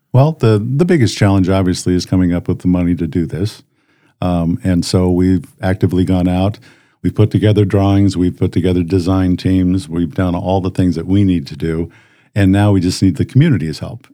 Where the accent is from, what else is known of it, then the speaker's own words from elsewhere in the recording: Colorado Springs, Colorado, United States; moved away as an adult; now in Brandon; we grew up in Colorado, Colorado Springs